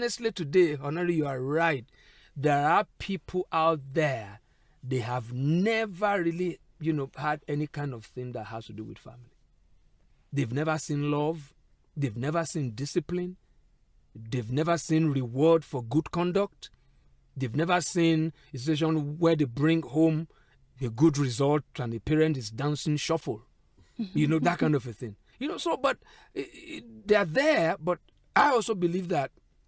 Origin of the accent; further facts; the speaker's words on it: Ijaw area, Nigeria; my Ijo-ness